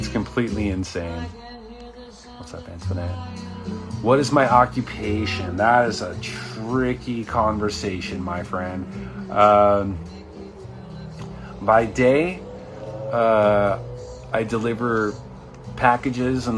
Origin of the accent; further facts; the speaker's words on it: Southern California, United States; also born or lived in Irvine; I'm from Southern California, where we have a lot of earthquakes